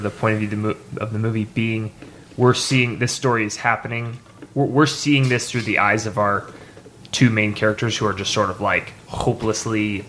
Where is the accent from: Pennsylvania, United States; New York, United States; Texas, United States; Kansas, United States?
Texas, United States; Dallas; I'm from Dallas